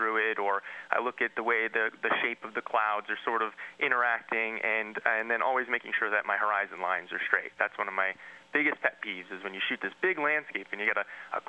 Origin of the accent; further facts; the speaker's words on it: New Jersey, United States; I grew up in New Jersey. Not the first place people think of when they think of a national park photographer.